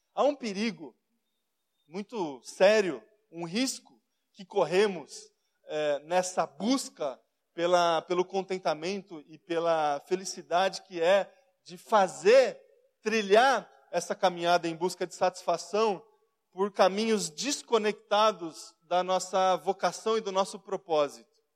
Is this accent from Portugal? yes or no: no; Brazil; nós somos brasileiros